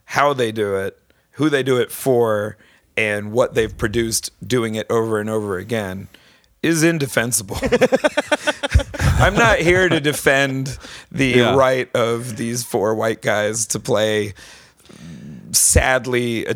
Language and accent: English; East Lyme, Connecticut, United States; I grew up in East Lyme, southeastern Connecticut